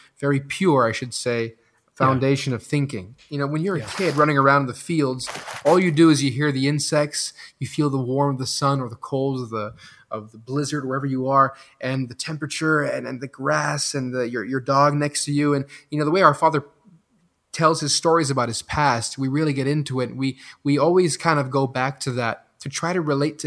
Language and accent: English; Belgium; first language French; English is a second language; moved away; also born or lived in Los Angeles, United States; I was born in LA and I was raised in Belgium